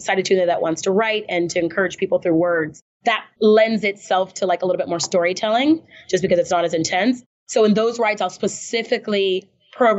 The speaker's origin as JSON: {"language": "English", "region": "Texas", "country": "United States", "tie": "born or raised there", "moved": "as an adult", "said": "I was born in Texas"}